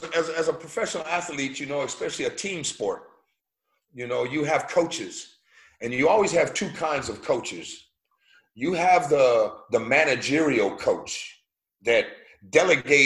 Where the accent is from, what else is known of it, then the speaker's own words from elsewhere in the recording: United States; moved away as an adult; also born or lived in Germany / London; as an American